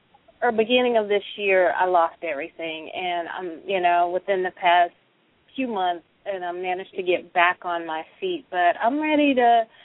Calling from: Studio City, California, United States; I'm calling from Studio City, California.

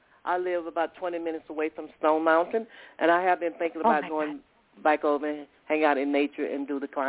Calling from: Georgia, United States; I'm calling from Georgia.

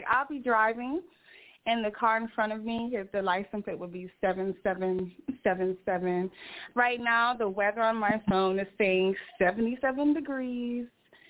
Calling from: Ohio, United States; I'm calling from Ohio.

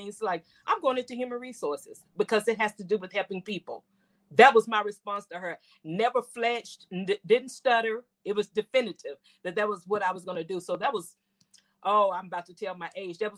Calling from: Memphis, Tennessee, United States; I bring you greetings from Memphis, Tennessee.

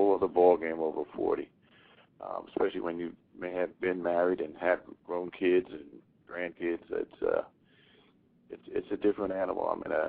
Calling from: Philadelphia, Pennsylvania, United States; I'm calling from Philadelphia, Pennsylvania.

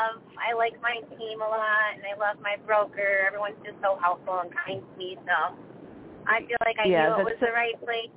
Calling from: Tampa, Florida, United States; Hi, Claire. … from Tampa.

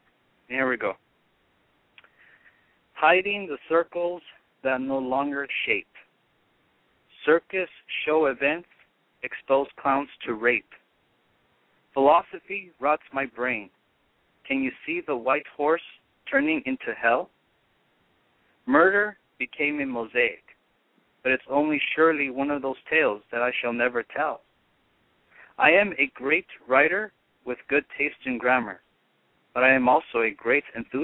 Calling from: Hollywood, California, United States; Hollywood, California.

